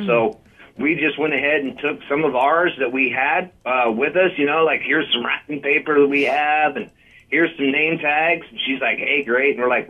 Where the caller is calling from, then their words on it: Bloomfield, Iowa, United States; Yeah, even further down in Bloomfield, Iowa, clear down by the Missouri border.